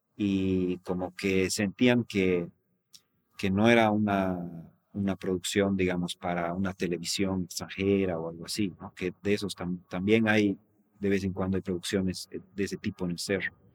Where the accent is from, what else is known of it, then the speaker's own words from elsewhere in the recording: La Paz, Bolivia; yo soy de La Paz